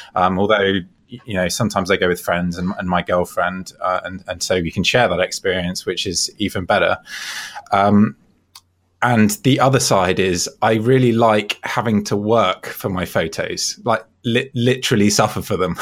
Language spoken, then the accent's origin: English; Devon, South West England, United Kingdom; moved away; I'm actually from Devon in the southwest of England originally